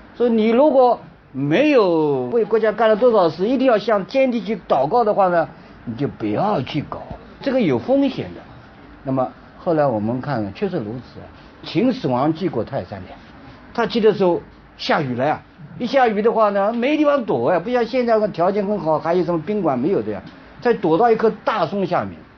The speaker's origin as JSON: {"language": "Chinese", "country": "China", "said": "我们中国人呢历来是信奉自然"}